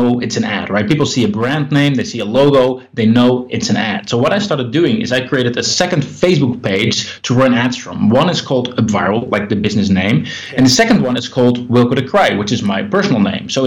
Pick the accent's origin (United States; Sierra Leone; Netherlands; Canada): Netherlands; I'm from the Netherlands